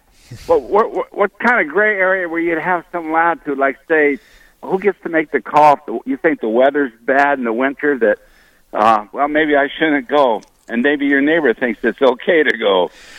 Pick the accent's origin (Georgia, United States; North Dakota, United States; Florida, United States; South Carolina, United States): North Dakota, United States; Hope; Hope, North Dakota.